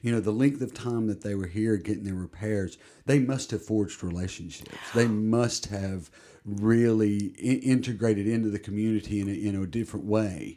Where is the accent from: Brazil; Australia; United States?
United States; Tennessee; moved away as an adult; now in Plymouth, United Kingdom; growing up in Tennessee, one state over